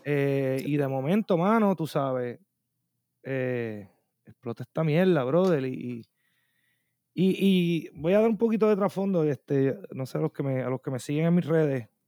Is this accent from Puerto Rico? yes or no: yes; Bayamón, Puerto Rico; now in Minneapolis, United States; yo vengo de Puerto Rico